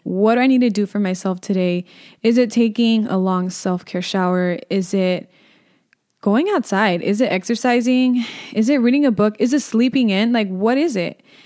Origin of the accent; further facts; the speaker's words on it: Inland Empire, California, United States; I'm from the Inland Empire